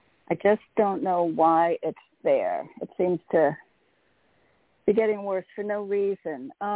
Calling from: Connecticut, United States; Hey, Toni … from Connecticut.

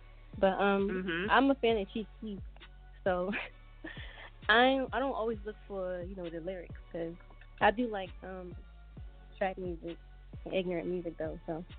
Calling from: Philadelphia, Pennsylvania, United States; I'm calling from Philly.

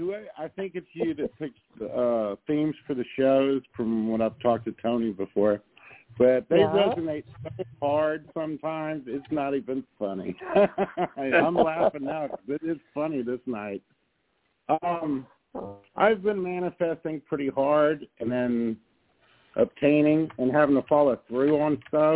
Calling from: Texas, United States; I'm calling from Texas

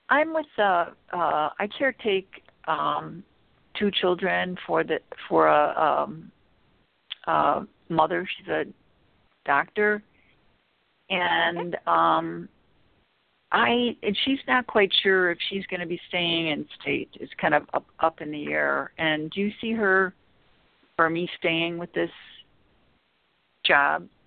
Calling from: Chicago, Illinois, United States; Hi, um, I'm from Chicago.

